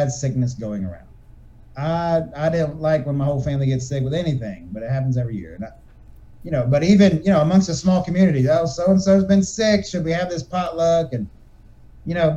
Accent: United States; I'm an American

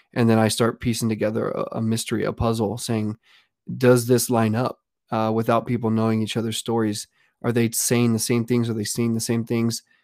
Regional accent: Pawnee, Texas, United States; now in Austin, United States; I grew up in South Texas. It's a real small town called Pawnee, Texas.

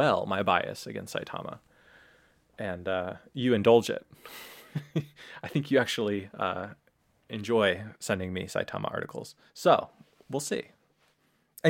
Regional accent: Portland, Oregon, United States; now in Japan; I come from Oregon, you know, and Portland

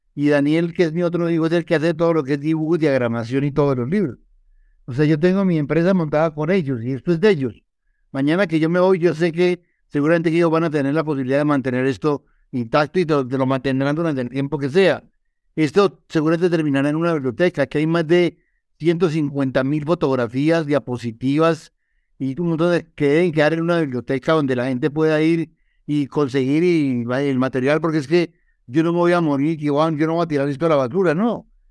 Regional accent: Colombia; como colombiano que soy.

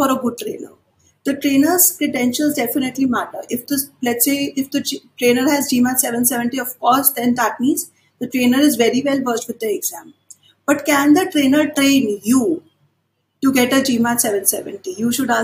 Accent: India; as Indian students

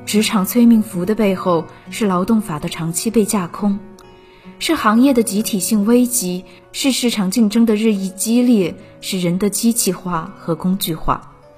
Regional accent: Suzhou, Jiangsu, China; moved away as an adult; now in Nanjing, China; 来自江苏苏州

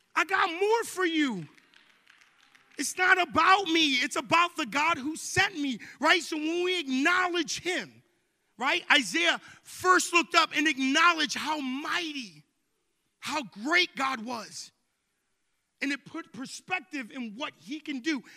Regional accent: Long Island, New York, United States; moved away; I grew up in New York, right? In Long Island, New York

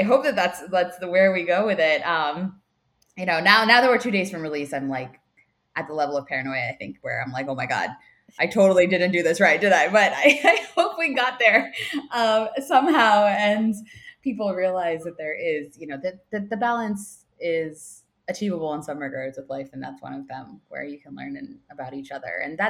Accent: South India, India; And I am South Indian, so a lot of South Indian names can be very tough to pronounce for people.

